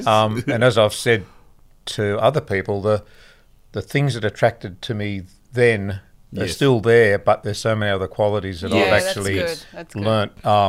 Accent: Newcastle, New South Wales, Australia; also born or lived in Sydney; I grew up in Newcastle and went to Sydney for studying medicine.

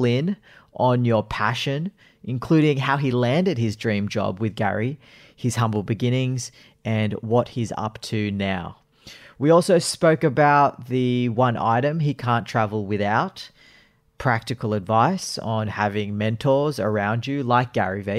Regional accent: Sydney, New South Wales, Australia; I am from Sydney

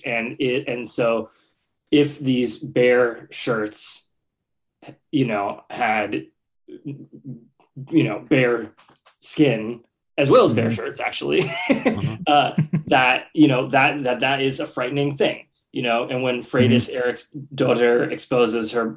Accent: United States; to be an American filmmaker

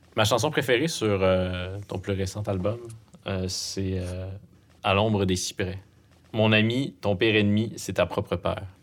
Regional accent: Abitibi-Témiscamingue, Quebec, Canada; on vient de la BTB

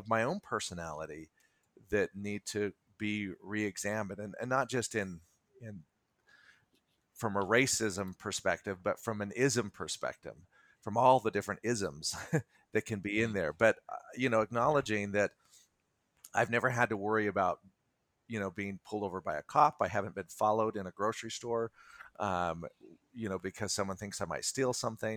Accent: Salt Lake City, Utah, United States; Salt Lake area. Yes, born and raised in Utah

